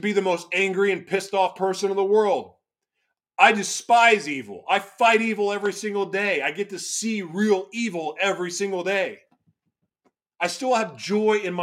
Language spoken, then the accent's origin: English; Oklahoma, United States; also born or lived in Los Angeles / Florida; now in Minnesota, United States; where I grew up in Oklahoma, you're checking the box if you go to church